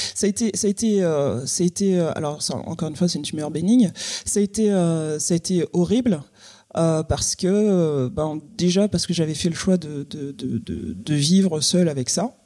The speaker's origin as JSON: {"language": "French", "country": "Guadeloupe", "tie": "born or raised there", "moved": "as an adult", "said": "je suis partie de la Guadeloupe à 18 ans"}